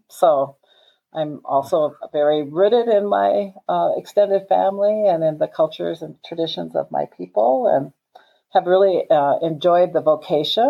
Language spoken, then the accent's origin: English; Rosebud Reservation, South Dakota, United States; I was born and raised on the Rosebud Reservation